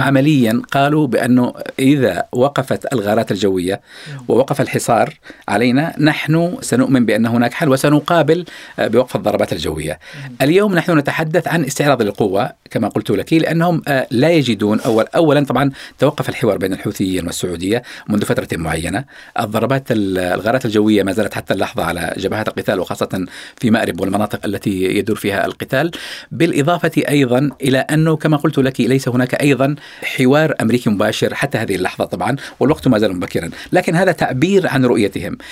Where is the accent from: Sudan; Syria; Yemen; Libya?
Yemen; أنا طبعاً يمني